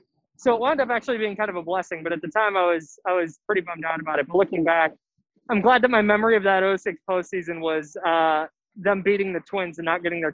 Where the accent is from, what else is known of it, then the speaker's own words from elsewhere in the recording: Bay Area, California, United States; I grew up in the Bay Area.